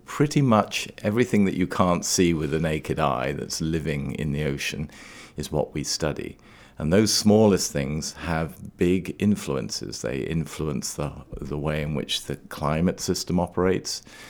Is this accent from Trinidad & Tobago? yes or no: yes; Trinidad & Tobago; also born or lived in Scotland, United Kingdom; now in Maine, United States; I was born and grew up in the West Indies on the island of Trinidad